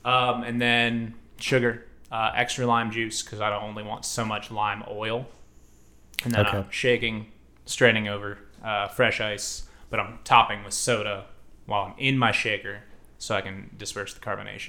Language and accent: English; Columbus, United States; So I'm from Columbus. My dad's side of the family is from Central Kentucky.